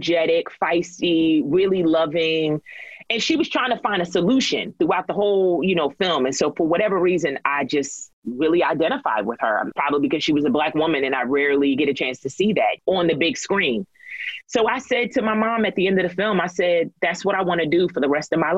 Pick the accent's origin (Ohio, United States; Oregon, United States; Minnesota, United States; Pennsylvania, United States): Pennsylvania, United States; Philadelphia; also born or lived in Lancaster, Pennsylvania; I was raised in Philadelphia. We moved there when I was about like five or so and grew up in Philly.